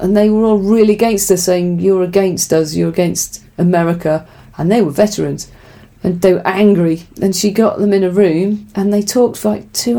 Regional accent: England, United Kingdom; we're English

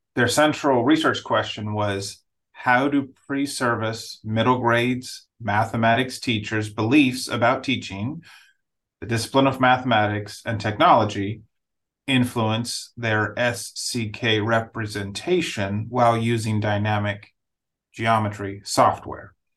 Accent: Nigeria; moved away; I grew up in Nigeria, so I grew up in a different setting

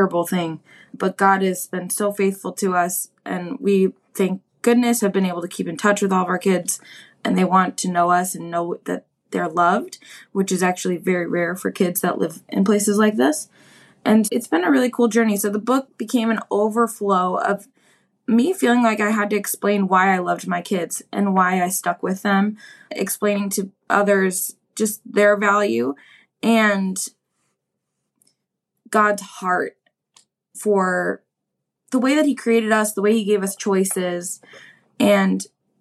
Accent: Milwaukee, Wisconsin, United States; move back to my hometown of Milwaukee, Wisconsin

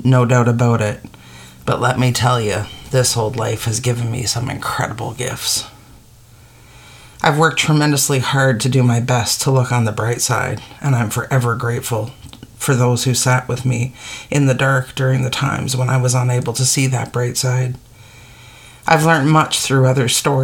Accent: Eastern Arctic, Canada; growing up in the Eastern Arctic as the only white child

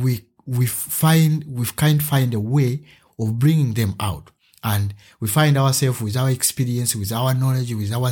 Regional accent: Uganda; now in Germany; I come from Uganda and I'm an artist. Yeah, I'm a simple man living in Germany right now

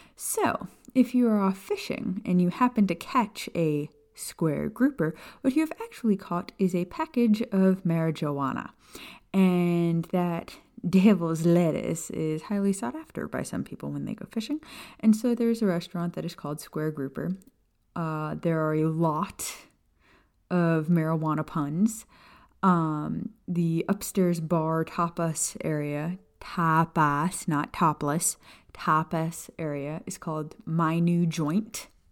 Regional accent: Florida Keys, United States; Kat and I grew up in the Florida Keys

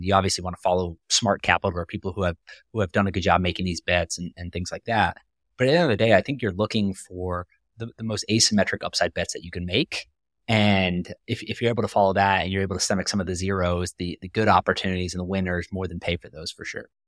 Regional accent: North Carolina, United States; I grew up in North Carolina

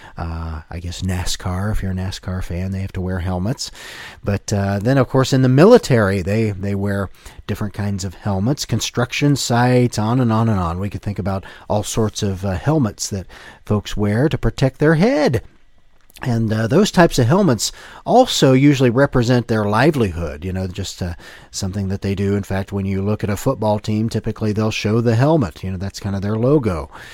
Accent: Ohio, United States; my hometown, uh, team, the Ohio State Buckeyes

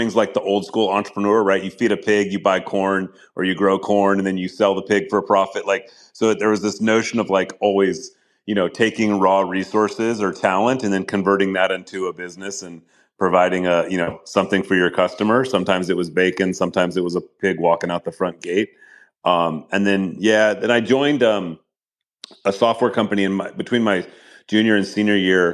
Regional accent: Galt, California, United States; also born or lived in Oakland, California / Los Angeles, California; we moved to a pig farm. In Northern California, just south of Sacramento, a little town called Galt, G-A-L-T. So yeah, I grew up there

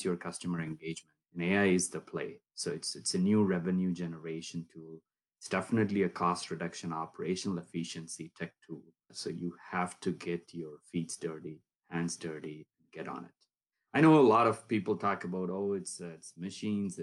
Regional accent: Erode, Tamil Nadu, India; also born or lived in Bangalore; I grew up in South India, place south of Coimbatore called Erode. Pretty small town.

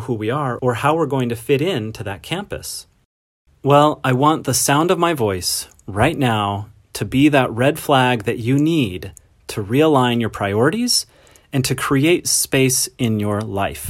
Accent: Montana, United States; I grew up in Montana

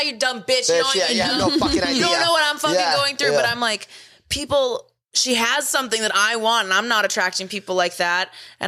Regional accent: Boston, Massachusetts, United States; We're from Boston.

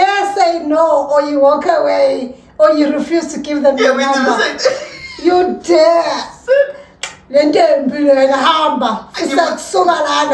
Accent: South Africa; we're very British as well, South Africans

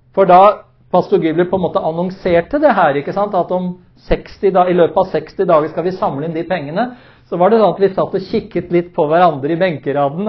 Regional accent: Oslo, Norway; som menighet der hvor jeg vokste opp, eh, i Maranata-tempelet i Oslo

